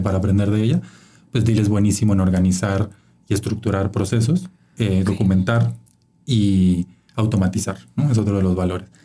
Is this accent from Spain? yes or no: no; Chiapas, Mexico; moved away as an adult; now in Mexico City, Mexico; soy de Chiapas, ¿no? El estado más pobre de México y y eso me marcó, siempre creciendo en esa desigualdad sistémica.